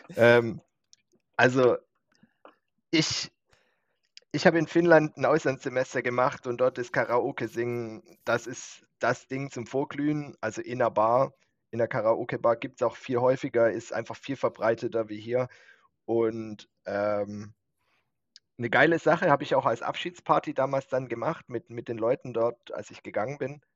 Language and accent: German; Winterbach, Germany; Winterbacher Junge.